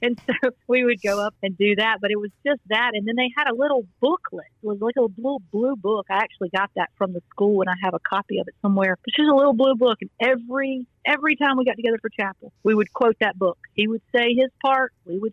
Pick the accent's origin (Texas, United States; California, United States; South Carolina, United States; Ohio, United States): South Carolina, United States; Greenville; now in Newport News, United States; I was born in Greenville, South Carolina, to my mother and father, James and Janice